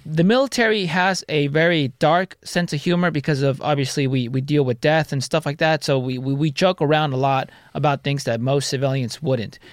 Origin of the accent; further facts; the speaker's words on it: Santa Ana, California, United States; also born or lived in Garden Grove; Santa Ana and Garden Grove. My parents were split. My mom lived in Garden Grove. My dad lived in Santa Ana